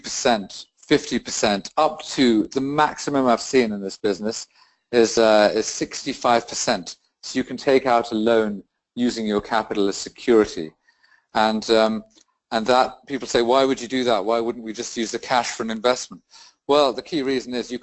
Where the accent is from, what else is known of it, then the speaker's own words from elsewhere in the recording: United Kingdom; also born or lived in Rio de Janeiro, Brazil; I'm British, and I divide my time between the UK and South America.